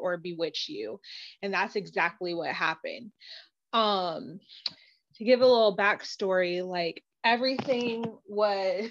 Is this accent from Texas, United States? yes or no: no; Los Angeles, California, United States; I grew up in Los Angeles